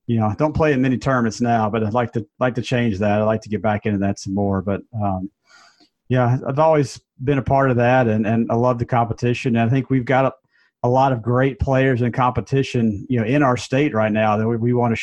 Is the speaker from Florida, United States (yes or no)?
no; Jackson, Mississippi, United States; I'm from Jackson, member of the Country Club of Jackson, played out there since a kid